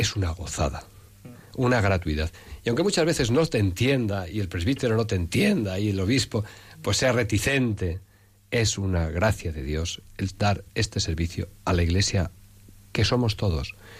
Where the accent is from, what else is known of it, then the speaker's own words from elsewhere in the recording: Salamanca, Castile and León, Spain; also born or lived in Ávila province; now in Madrid, Spain; un pueblecito pequeñito, pequeñito, de la provincia de Ávila, tierra de cantos y de santos, aunque yo me he educado más en Salamanca